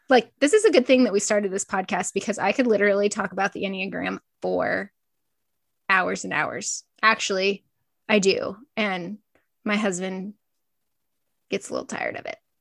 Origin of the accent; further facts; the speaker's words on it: Northeast Nebraska, United States; I grew up in Northeast Nebraska on a small feed yard